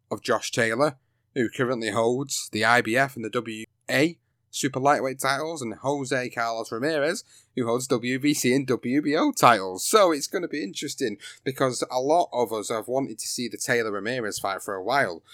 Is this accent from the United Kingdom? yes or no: yes; United Kingdom; British fight fan